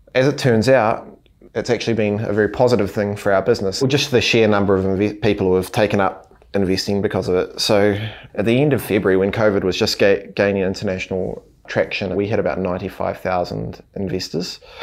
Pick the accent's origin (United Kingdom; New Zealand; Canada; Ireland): New Zealand; Hawera, Taranaki; We grew up in Harwada in Taranaki, so a small town.